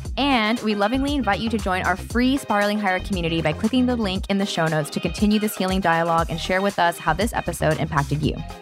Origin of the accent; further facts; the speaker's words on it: Tennessee, United States; I'm from Tennessee.